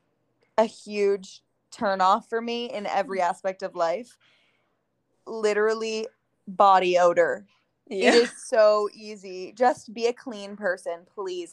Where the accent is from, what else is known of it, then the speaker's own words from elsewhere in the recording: New York, United States; we grew up in New York